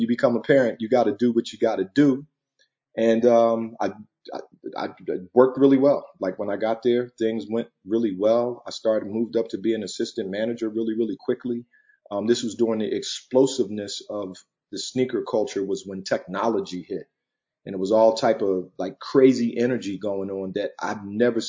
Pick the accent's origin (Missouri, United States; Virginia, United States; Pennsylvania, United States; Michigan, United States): Pennsylvania, United States; Philadelphia; also born or lived in California; now in Los Angeles, United States; I'm originally from Philadelphia, Pennsylvania